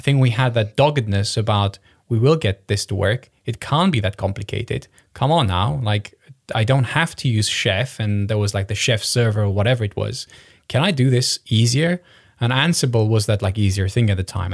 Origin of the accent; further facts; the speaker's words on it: Romania; I was born in Romania